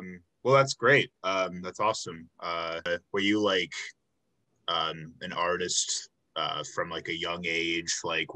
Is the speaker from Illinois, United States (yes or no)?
yes; suburbs of Chicago, Illinois, United States; moved away as an adult; now in Milwaukee, United States; I'm actually from the suburbs of Chicago. So I'm from Illinois and I came up here 7 years ago for UWM as well.